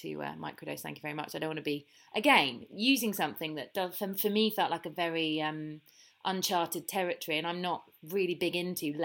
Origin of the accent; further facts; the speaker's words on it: United Kingdom; being a British person